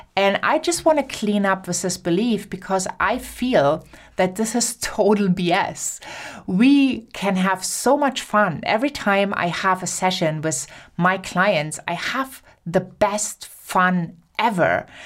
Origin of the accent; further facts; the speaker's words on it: Germany; accent: German; English is a second language; my German accent